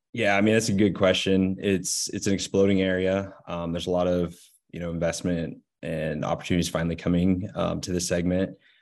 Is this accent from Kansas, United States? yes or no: no; Northeast Nebraska, United States; also born or lived in Lincoln, Nebraska; I am from Northeast Nebraska. I grew up on my family's commercial